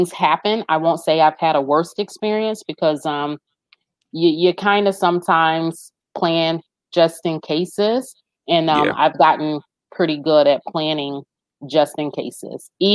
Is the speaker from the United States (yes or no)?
no; Jamaica; we are Jamaican